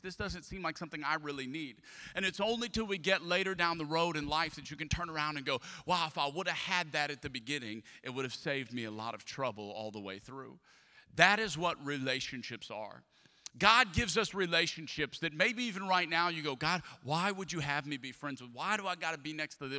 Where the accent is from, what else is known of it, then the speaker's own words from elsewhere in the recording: Atchafalaya Basin, Louisiana, United States; now in Houston, United States; I grew up in the Atchafalaya Basin of Louisiana